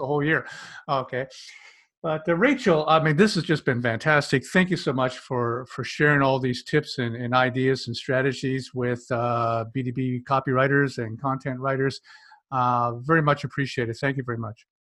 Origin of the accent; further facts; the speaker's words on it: Canada; I'm a Canadian.